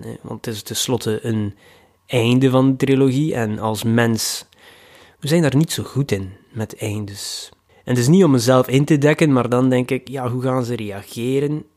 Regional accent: Ostend, Flanders, Belgium; in Oostende, mijn thuisstad

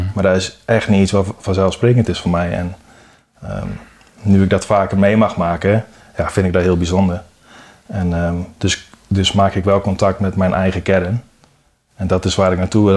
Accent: Sprang-Capelle, North Brabant, Netherlands; also born or lived in Dirksland, South Holland / Hoogvliet, Rotterdam; Toen verhuisd naar Sprankapelle. En daar woon ik nu ook

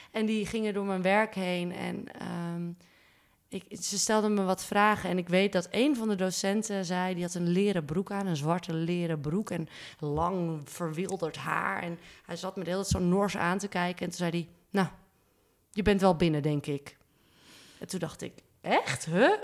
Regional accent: Zaandam, North Holland, Netherlands; moved away as an adult; now in Amsterdam, Netherlands; Ik kom uit Zaandam, maar ik woon al sinds mijn achttiende in Amsterdam.

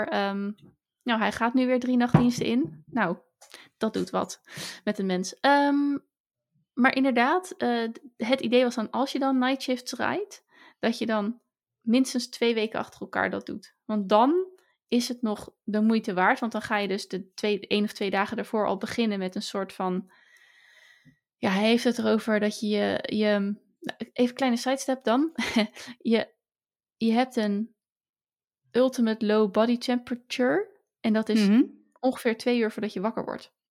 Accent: Hazerswoude, South Holland, Netherlands; geboren in Hazerswoude

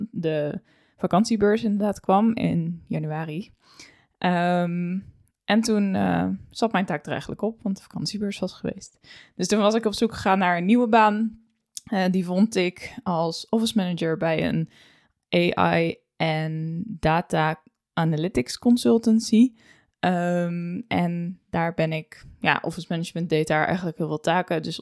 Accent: Emmeloord, Flevoland, Netherlands; 26 eh, jaar oud, geboren in 1997. opgegroeid in Emmeloord, gestudeerd in Leeuwarden

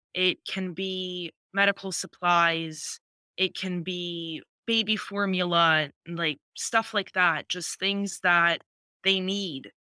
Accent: Ukraine; moved away; I'm Ukrainian.

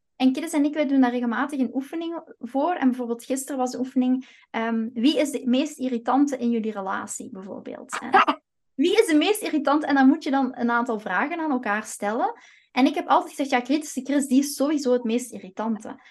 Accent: Flanders, Belgium; moved away as an adult; also born or lived in Antwerp / Kempen; now in Eindhoven, Netherlands; ik ben geen Nederlander, want ik heb nog altijd mijn Belgisch paspoort

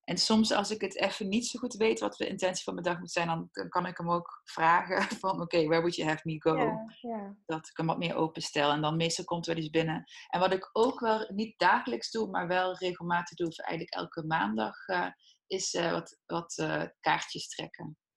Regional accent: Heythuysen, Limburg, Netherlands; Heidhuizen, Midden-Limburg.

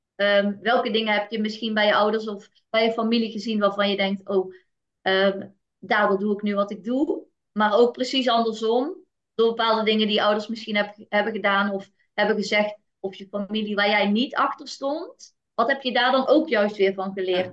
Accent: North Brabant, Netherlands; Ik ben geboren in een eh, heel nuchter Brabants gezin

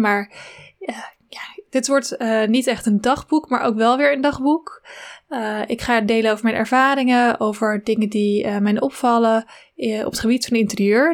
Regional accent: Zwanenburg, North Holland, Netherlands; ik ben geboren in Zwanenburg, in een klein dorpje in Noord-Holland, eh, tussen Haarlem en Amsterdam

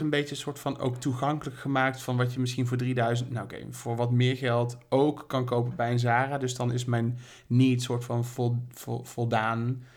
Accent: Berlicum, North Brabant, Netherlands; now in Amsterdam, Netherlands; ik kom uit Berlicum.

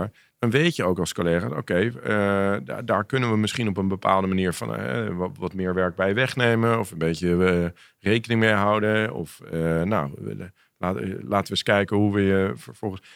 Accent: Amsterdam, North Holland, Netherlands; ik groeide op in Amsterdam

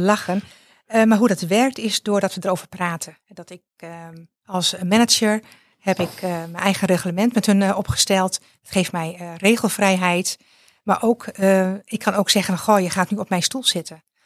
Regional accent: Friesland, Netherlands; moved away as an adult; now in South Limburg, Netherlands; ik ben geboren en getogen in Friesland en ik woon sinds vier jaar in Zuid-Limburg

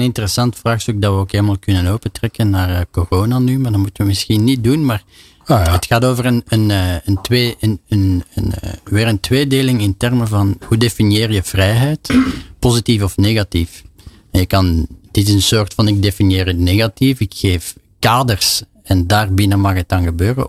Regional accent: Belgium; als Belg

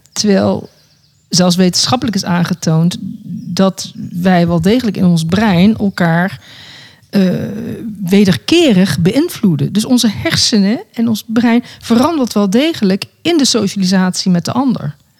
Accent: Netherlands; moved away; also born or lived in South Africa; Nederland is mijn vaderland en Zuid-Afrika is mijn moederland.

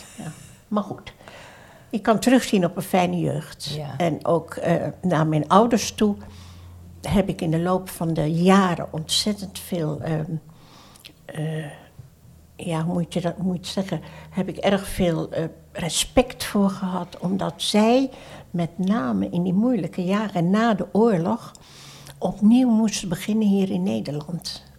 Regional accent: Surabaya, East Java, Indonesia; now in Netherlands; ben geboren in Surabaya, ah. Oost-Java

